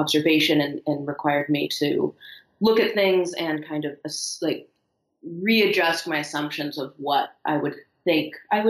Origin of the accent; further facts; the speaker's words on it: Los Angeles, California, United States; I grew up in Los Angeles